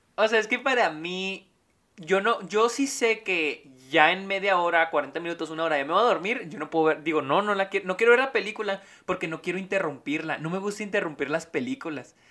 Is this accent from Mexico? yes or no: yes; Mexico; now in El Paso, United States; soy de México